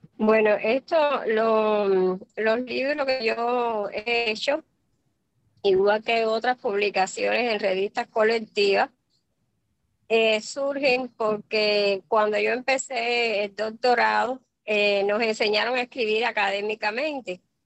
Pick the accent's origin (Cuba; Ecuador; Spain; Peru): Cuba; moved away as an adult; now in Miami, United States; yo soy cubana